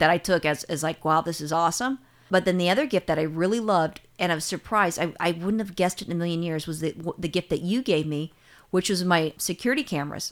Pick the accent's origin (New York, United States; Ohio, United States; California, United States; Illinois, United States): California, United States; I'm a Californian